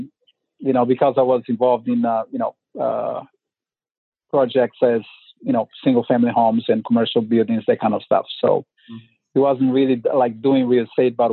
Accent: Brazil; moved away as an adult; now in Oakland, United States; I'm from originally from Brazil

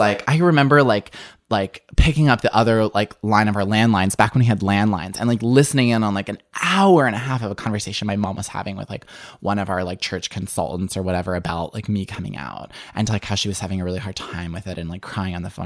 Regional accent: suburban Illinois, United States; I grew up in the Midwest in suburban Illinois.

